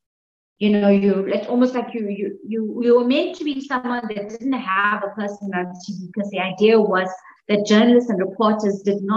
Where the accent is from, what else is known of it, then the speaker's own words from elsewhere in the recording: Umzinto, KwaZulu-Natal, South Africa; I grew up in Umzinto, which is on the south coast of KZN